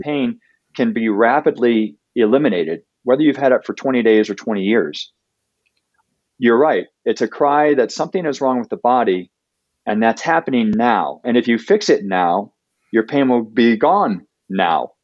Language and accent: English; Ohio, United States; now in Denver, United States; I grew up in Ohio